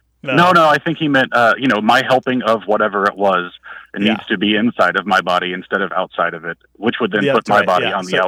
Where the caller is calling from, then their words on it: North Carolina, United States; I'm calling from North Carolina.